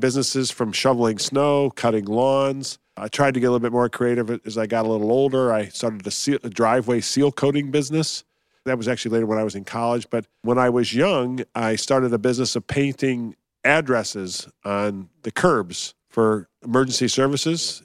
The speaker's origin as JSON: {"language": "English", "town": "Detroit", "region": "Michigan", "country": "United States", "tie": "born or raised there", "also_born_or_lived": "Columbus, Ohio", "said": "moved to Detroit."}